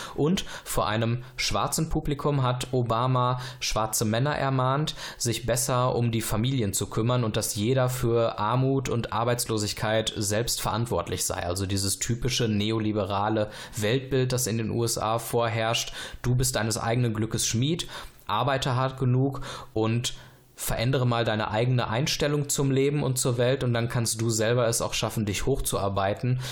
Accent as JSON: {"language": "German", "country": "Germany", "said": "wenn wir als Deutsche auswandern würden in ein fremdes Land"}